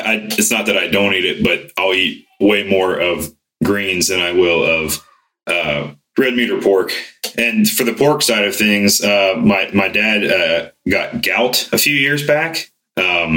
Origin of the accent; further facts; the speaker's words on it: Ohio, United States; growing up in Ohio, I grew up hunting.